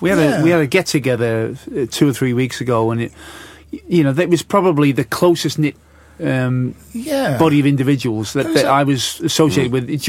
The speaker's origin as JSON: {"language": "English", "town": "Bootle", "region": "North West England", "country": "United Kingdom", "tie": "born or raised there", "accent": "Scouse", "moved": "yes", "said": "Bootle, where I was born."}